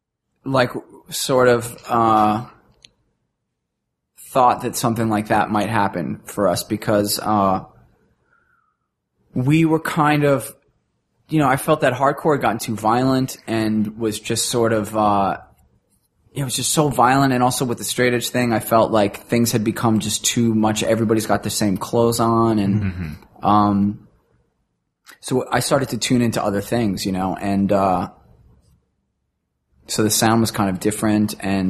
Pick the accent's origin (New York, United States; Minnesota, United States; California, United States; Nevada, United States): New York, United States; Queens; Or so, you know, we're hanging out with strippers. We're from Queens.